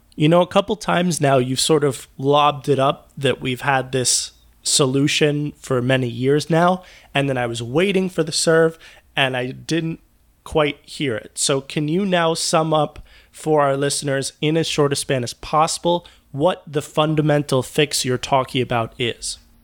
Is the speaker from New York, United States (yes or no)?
yes; New York City, New York, United States; my hometown of New York City, specifically the area of Manhattan where I grew up